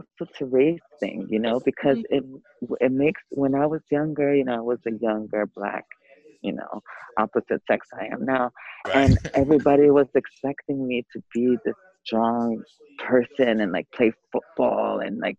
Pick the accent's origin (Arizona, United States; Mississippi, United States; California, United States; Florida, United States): California, United States; San Diego; I'm from San Diego, California.